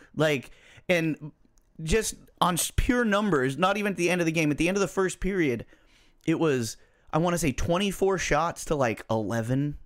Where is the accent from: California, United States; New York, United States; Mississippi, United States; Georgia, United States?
California, United States; we're from California